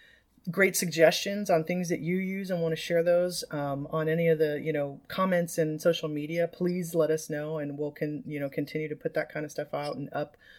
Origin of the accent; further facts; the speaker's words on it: Midwest, United States; now in California, United States; I'm Midwestern Californian now